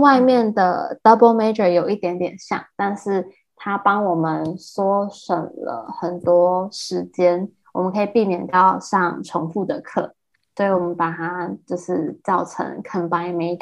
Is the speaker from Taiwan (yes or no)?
yes; Taiwan; accent: Taiwanese (English accent); also born or lived in Shanghai, China; now in United States; 我讲的还会有口音，就那种很台湾人的那种英，英文的口音